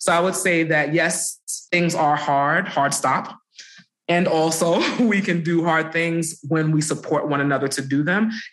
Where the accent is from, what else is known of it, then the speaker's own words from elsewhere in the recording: New York City, New York, United States; I grew up in Brooklyn